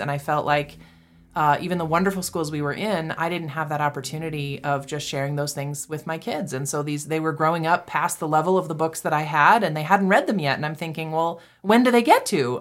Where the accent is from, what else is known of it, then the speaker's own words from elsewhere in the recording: Massachusetts, United States; moved away as an adult; also born or lived in Texas / Saint Louis; now in Canyon, United States; I grew up in Massachusetts